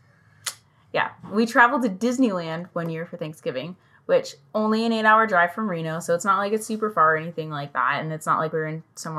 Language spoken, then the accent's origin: English; England, United Kingdom; moved away; my home country, England